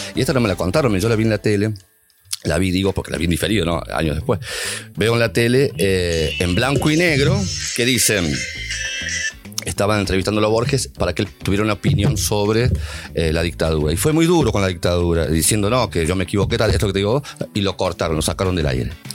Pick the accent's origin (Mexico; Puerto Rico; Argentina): Argentina; San Luis; Yo soy de San Luis Capita